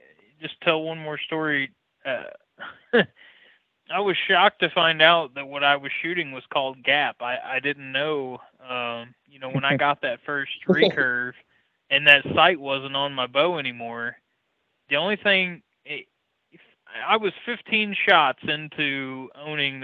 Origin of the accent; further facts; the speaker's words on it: Missouri, United States; where I grew up in Missouri